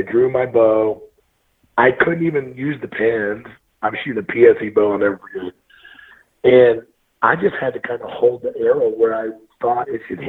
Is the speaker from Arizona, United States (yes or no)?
no; Missouri, United States; moved away as an adult; now in Montana, United States; I'm born and raised from Missouri.